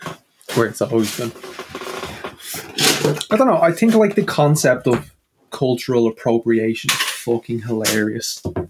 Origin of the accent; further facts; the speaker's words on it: Ireland; I'm from the Emerald Isle. I come from the most beautiful country with the greenest of fields.